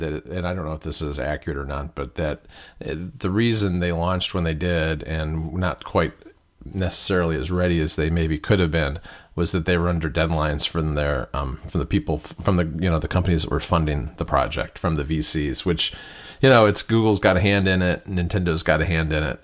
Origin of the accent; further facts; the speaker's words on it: Michigan, United States; I grew up in Michigan, not too far from Detroit, where DeLorean was based